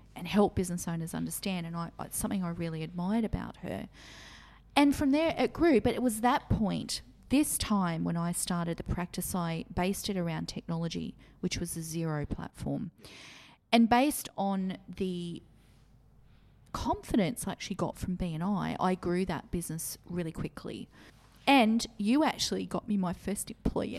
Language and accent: English; Maitland, New South Wales, Australia; the Maitland area. This was my hometown